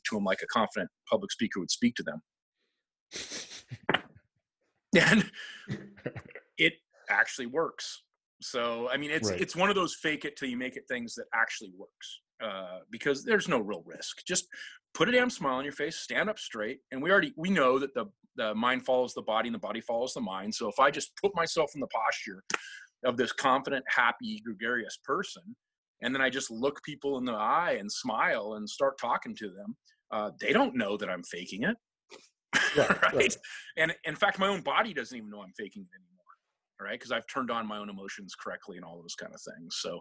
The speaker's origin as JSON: {"language": "English", "town": "Seattle", "region": "Washington", "country": "United States", "said": "I'm originally from Seattle, and the original Seattle culture is a Norwegian culture"}